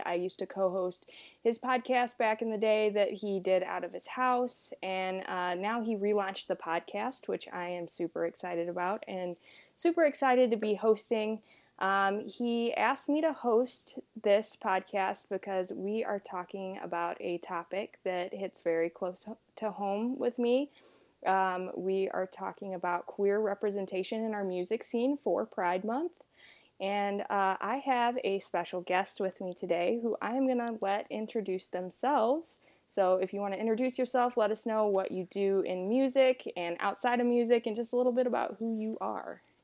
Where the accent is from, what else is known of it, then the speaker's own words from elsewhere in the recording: Rock Hill, South Carolina, United States; I'm from Rock Hill, South Carolina